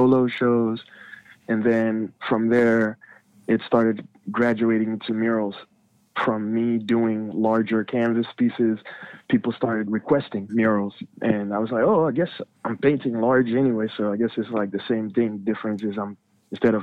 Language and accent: English; Nigeria; now in Washington, D.C., United States; I was born here in Washington, D.C., but I grew up in Nigeria because my parents are Nigerian